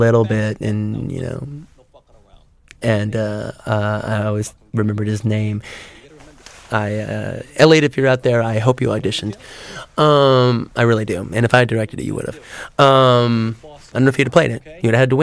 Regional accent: South Bay, Los Angeles, California, United States; I grew up in the South Bay area

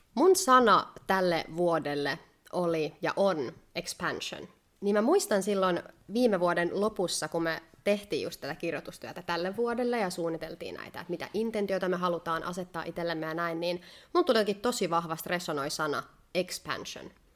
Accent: Finland; now in Spain; mä oon kotoisin Suomesta

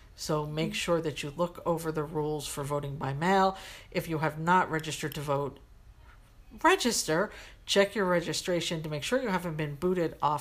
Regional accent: United States; As an American, as a woman, as a gay woman

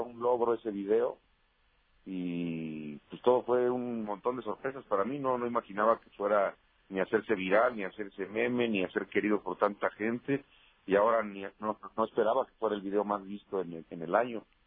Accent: Toluca, State of Mexico, Mexico; moved away as an adult; now in Mexico City, Mexico; Yo nací en Toluca, Estado de México.

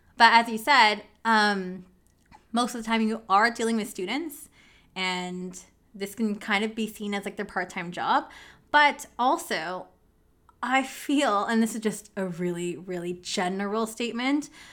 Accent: Canada; I'm really from, like, I was born in Canada.

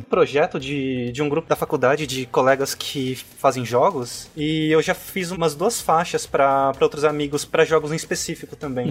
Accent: São Paulo, Brazil; eu sou de São Paulo também, cresci, vivi em São uhum. Paulo a uhum. minha vida toda

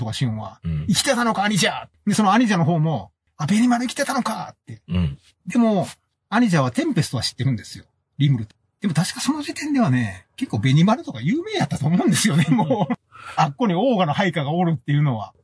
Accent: Kansai, Japan; 俺ら関西人

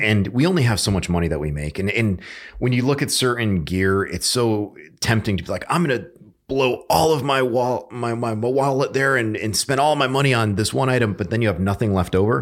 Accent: Connecticut, United States; moved away as an adult; also born or lived in Utah; now in North Carolina, United States; I grew up in Connecticut

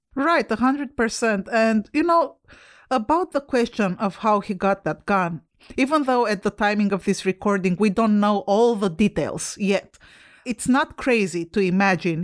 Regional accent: Romania; moved away; I'm Romanian. I come from Europe where we don't have guns

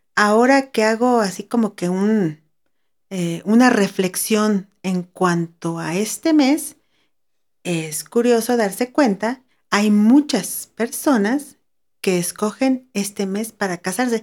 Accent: Ensenada, Baja California, Mexico; now in San Luis Potosí, Mexico; crecí en una ciudad a la orilla del mar, específicamente en el puerto de Ensenada, Baja California

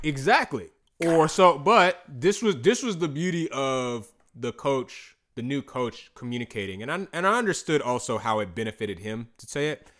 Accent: North Augusta, South Carolina, United States; also born or lived in Clemson, South Carolina; I grew up in North Augusta, South Carolina.

